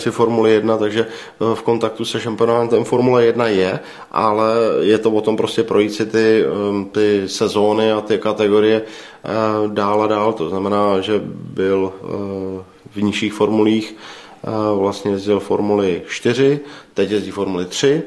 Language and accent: Czech; Czechia; my jako Češi